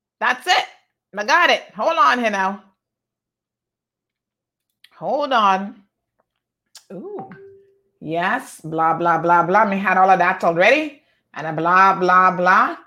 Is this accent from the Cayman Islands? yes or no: yes; George Town, Cayman Islands; I come from Georgetown Central, right there off of Middle Road.